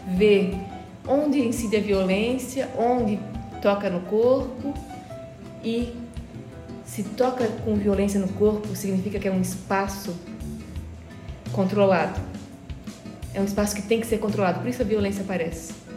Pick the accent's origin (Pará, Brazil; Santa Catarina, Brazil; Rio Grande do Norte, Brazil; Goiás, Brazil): Santa Catarina, Brazil; Brusque; moved away; eu venho do berço da fiação catarinense, sou de Brusque